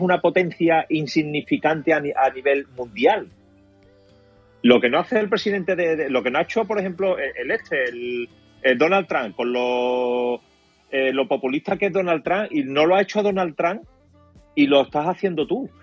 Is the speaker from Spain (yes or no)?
yes; Spain; lo que nos cuesta a los españoles